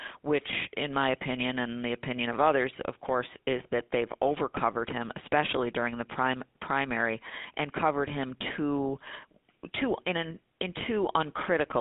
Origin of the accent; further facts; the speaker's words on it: Buffalo, New York, United States; moved away as an adult; also born or lived in Lackawanna, New York; now in Washington, D.C., United States; growing up in the Buffalo area